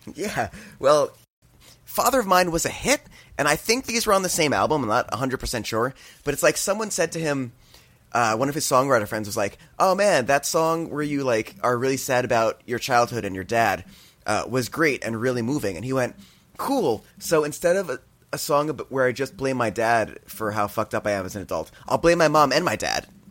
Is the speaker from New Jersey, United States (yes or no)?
yes; New Jersey, United States; growing up in New Jersey